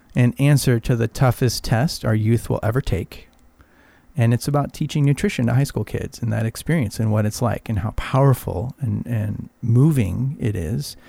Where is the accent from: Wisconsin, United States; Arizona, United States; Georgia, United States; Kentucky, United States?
Arizona, United States; now in Palm Springs, United States; I grew up in Arizona